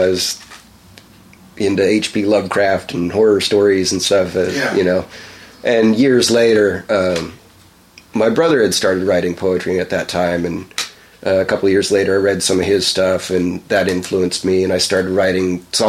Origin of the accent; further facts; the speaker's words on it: Anaheim, California, United States; also born or lived in North Dakota; So yeah, Cali. Anaheim, California.